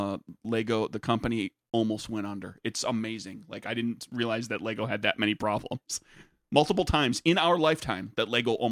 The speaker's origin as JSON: {"language": "English", "country": "United States", "said": "we can fill in the gaps as Americans. We can fill in the gaps about certain things about our history."}